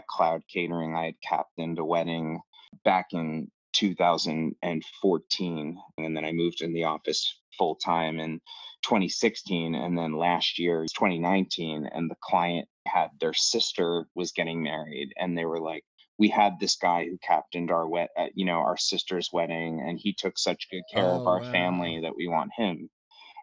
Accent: Jersey Shore, New Jersey, United States; also born or lived in New York City; I grew up at the Jersey Shore.

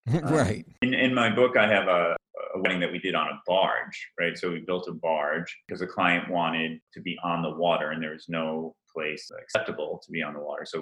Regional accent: Rhode Island, United States; And by the way, I grew up in Rhode Island, right? so, with all due respect to my fellow family and Rhode Islanders, I don't know really how that happened, but I, I did not pick up on that fantastic accent.

